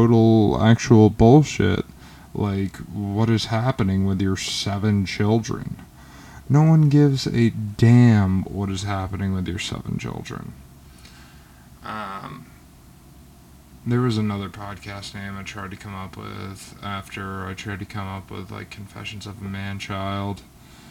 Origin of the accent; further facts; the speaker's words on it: Georgia, United States; I'm from the state of Georgia